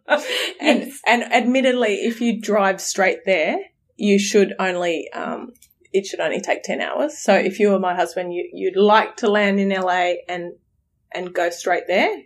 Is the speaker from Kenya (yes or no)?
no; Australia; We're from Australia